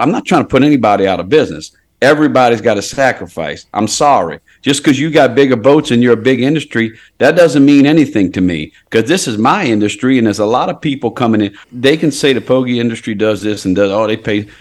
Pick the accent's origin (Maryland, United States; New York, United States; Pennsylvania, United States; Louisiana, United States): Louisiana, United States; Port Sulphur; I was born in Port Sulphur Hospital